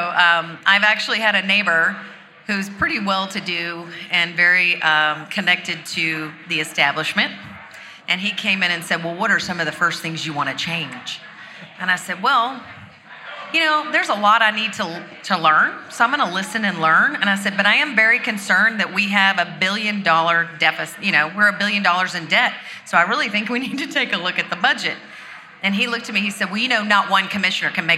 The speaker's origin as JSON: {"language": "English", "region": "Georgia", "country": "United States", "said": "I'm from Georgia"}